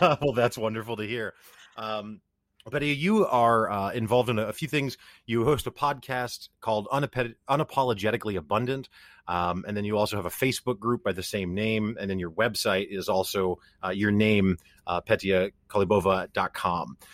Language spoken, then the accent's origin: English; Missouri, United States; I'm from the Midwestern United States. I'm from Missouri